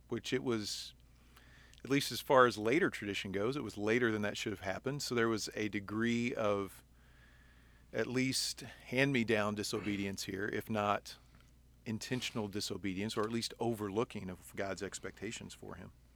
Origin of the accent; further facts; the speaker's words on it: United States; we in in 21st century America